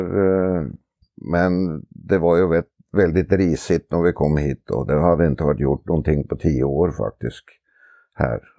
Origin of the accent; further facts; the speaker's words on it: Oslo, Norway; moved away as an adult; Jag är från Oslo från början och eh, växte upp innanför staketet på travbanan faktiskt